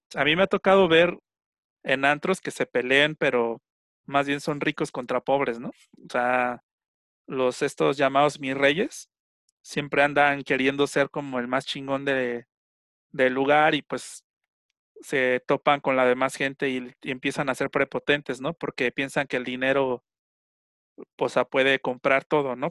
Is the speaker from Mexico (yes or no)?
yes; Mexico; yo al final soy mexicano